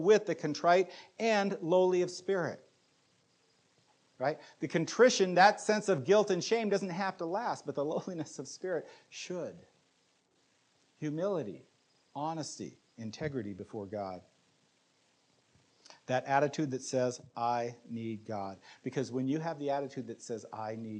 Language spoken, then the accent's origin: English; United States; we as American Christians